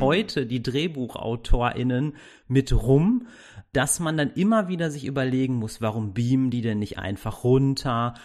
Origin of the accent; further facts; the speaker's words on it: Castrop-Rauxel, North Rhine-Westphalia, Germany; ich komme aus Castrop-Rauxel